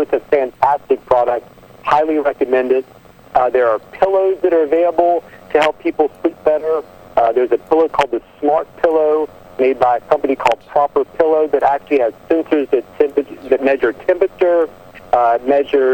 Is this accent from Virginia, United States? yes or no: yes; Southwest Virginia, United States; I'm a redneck from Southwest Virginia by birth